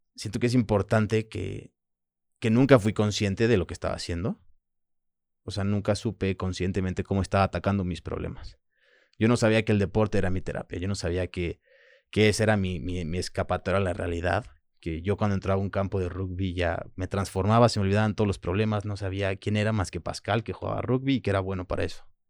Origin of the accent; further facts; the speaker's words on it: Manzanillo, Colima, Mexico; first language French; Spanish is a second language; also born or lived in Puerto Vallarta, Mexico / France; mi primer idioma es francés, este, cuando llego a México no hablo español, llego a vivir a Manzanillo con mi abuela y su pareja en ese momento, y estuve con ellos hasta los 10 años